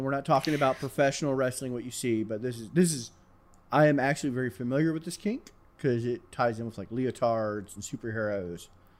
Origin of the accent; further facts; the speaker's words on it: the South, United States; I grew up in the South